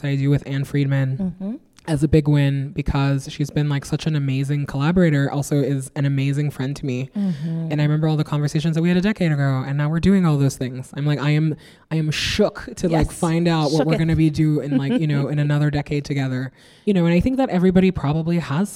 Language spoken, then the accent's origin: English; Nigeria; now in New York, United States; I grew up in West Africa under 3 dictatorships